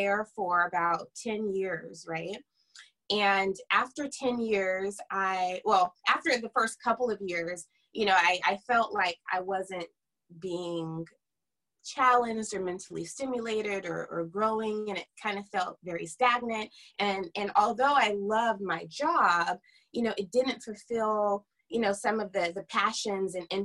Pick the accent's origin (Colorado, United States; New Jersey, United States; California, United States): California, United States; Fairfield; moved away as an adult; also born or lived in Sacramento, California; now in Los Angeles, United States; I am originally from Northern California, right outside of Napa Valley. A small town called Fairfield